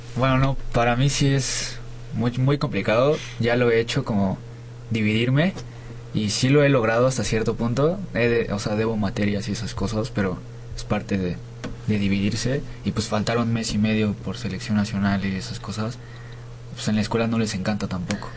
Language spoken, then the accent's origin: Spanish; Nayarit, Mexico; now in Mexico City, Mexico; yo no soy de aquí, yo soy de Nayarit.